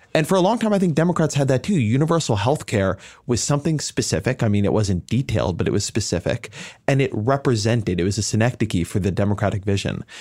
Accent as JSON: {"language": "English", "region": "Southern California", "country": "United States", "moved": "yes", "said": "I come from Southern California, my, my community was heavily immigrant"}